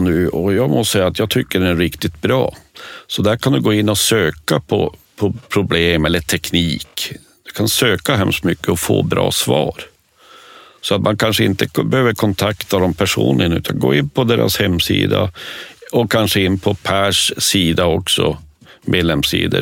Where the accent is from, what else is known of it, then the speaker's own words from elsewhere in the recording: Norrbotten County, Sweden; jag är norrbottning